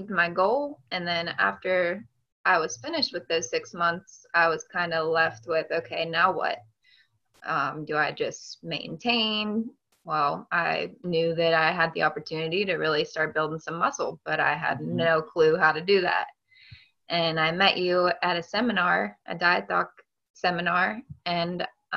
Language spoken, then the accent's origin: English; Hancock County, West Virginia, United States; also born or lived in Fairmont, West Virginia; I grew up in Hancock County, West Virginia. So I've been a West Virginia girl my whole life